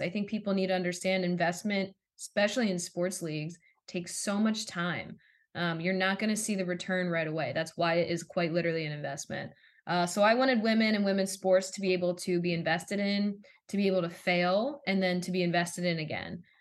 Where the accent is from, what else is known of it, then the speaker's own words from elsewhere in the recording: Philadelphia, Pennsylvania, United States; I grew up in the Philadelphia area